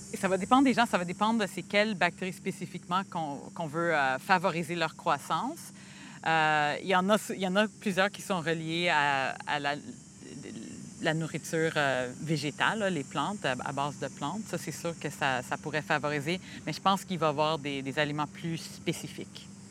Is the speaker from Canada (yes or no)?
yes; Montreal, Quebec, Canada; moved away; also born or lived in United States; je suis née à Montréal, mais j'ai passé 12 ans aux États-Unis. Alors, ça fait pas longtemps que je suis revenue euh, à ma terre natale